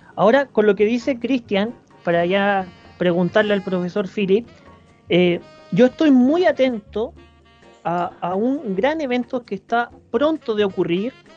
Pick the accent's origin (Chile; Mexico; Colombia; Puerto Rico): Chile; somos chilenos